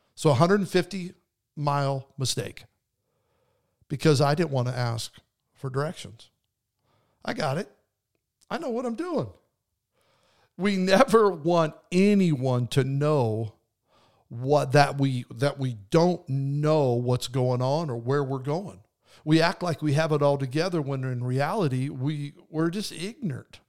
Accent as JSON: {"language": "English", "region": "Idaho", "country": "United States", "tie": "born or raised there", "moved": "yes", "said": "I grew up in Idaho"}